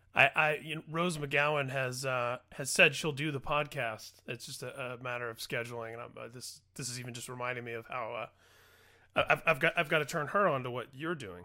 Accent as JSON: {"language": "English", "region": "Indiana", "country": "United States", "tie": "born or raised there", "said": "I grew up in Indiana myself"}